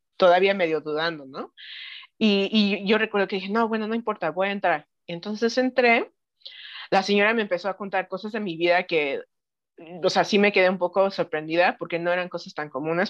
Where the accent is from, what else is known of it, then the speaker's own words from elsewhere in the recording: Knoxville, Tennessee, United States; moved away as an adult; also born or lived in Mexico City, Mexico; now in Paracho, Mexico; yo nací en la Ciudad de México, mi familia es de aquí, de la Ciudad de México, pero crecí en Estados Unidos, en una ciudad que se llama Knoxville, Tennessee. Eh, estuve ahí hasta como los 18 años